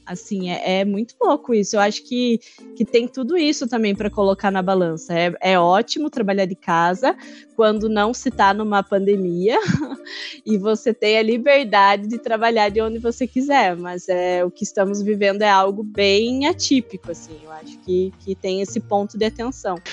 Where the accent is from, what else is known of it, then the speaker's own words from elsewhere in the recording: interior of Paraná, Brazil; eu sou do interior do Paraná